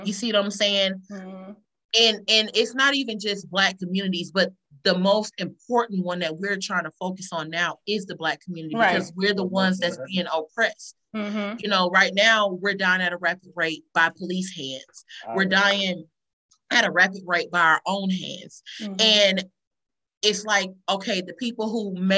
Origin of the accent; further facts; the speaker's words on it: Columbus, Georgia, United States; In the city we live in, we're from Columbus, Georgia